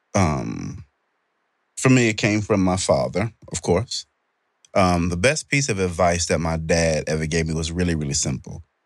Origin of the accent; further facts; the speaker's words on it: United States; this is where I was born. This is my country.